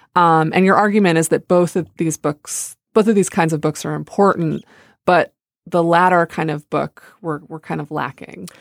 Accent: United States; I grew up near the Canadian border

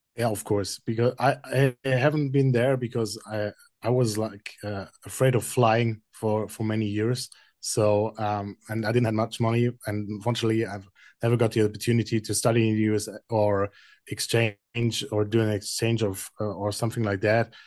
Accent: Frankfurt, Hesse, Germany; as a native of Frankfurt, seeing my first Chiefs game in my hometown at Frankfurt

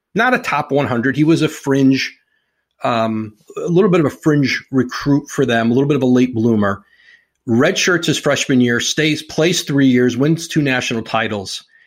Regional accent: Bristol, Connecticut, United States; growing up in Bristol

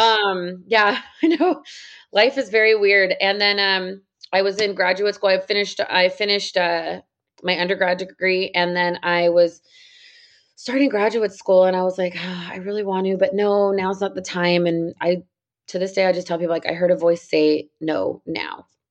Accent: San Jose, California, United States; now in Southern California, United States; I grew up in San Jose, California

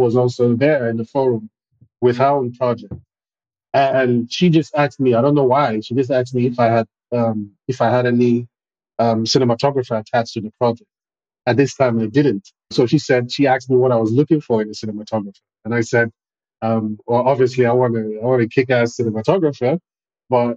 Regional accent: Nigeria; now in Benin; I'm a filmmaker from Nigeria, currently residing in Benin Republic.

